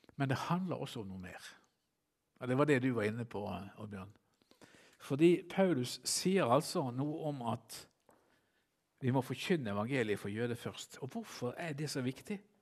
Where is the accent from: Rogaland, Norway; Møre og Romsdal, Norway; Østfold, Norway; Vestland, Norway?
Vestland, Norway; Bergen; jeg som bergenser